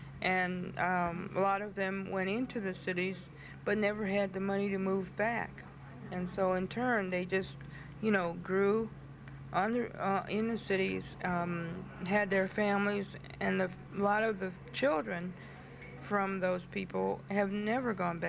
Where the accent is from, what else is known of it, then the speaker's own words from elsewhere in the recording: United States; I began to really despise being an Indian or a full blood. And but now I said, for once in my life, I can say that I'm glad, you know.